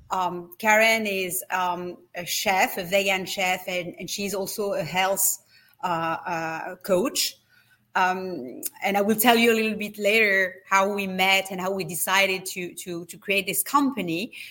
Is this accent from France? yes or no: yes; France; accent: French; English is a second language; now in United States; need to have a better accent if I'm continuing to live in the States as I do. You know, I still have my French accent.